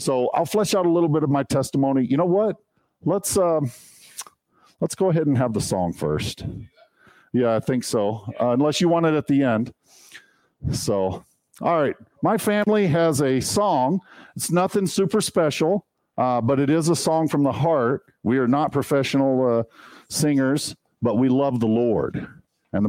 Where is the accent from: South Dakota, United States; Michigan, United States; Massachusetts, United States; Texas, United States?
Texas, United States; moved away as an adult; also born or lived in China / Philippines; I was born and raised in Texas. I'm a Texan.